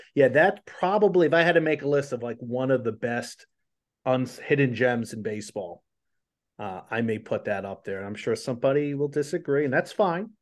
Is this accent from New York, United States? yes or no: no; Colonia, New Jersey, United States; I grew up in Colonia, New Jersey